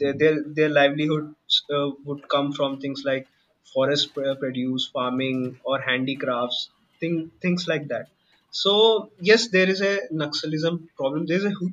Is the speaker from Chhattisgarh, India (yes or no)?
yes; Dantewada, Chhattisgarh, India; moved away as an adult; also born or lived in Bilaspur, Chhattisgarh; Bilaspur is my native place. Dante Dantewada is the place where I grew up.